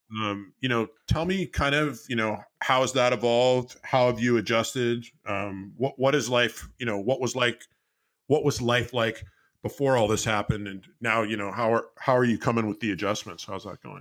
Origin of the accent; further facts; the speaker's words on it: Bay Area, California, United States; I grew up in the Bay Area